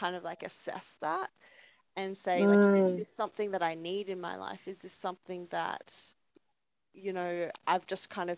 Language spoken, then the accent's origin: English; Hornsby, New South Wales, Australia; I saw Hornsby and I was like, that's my hometown.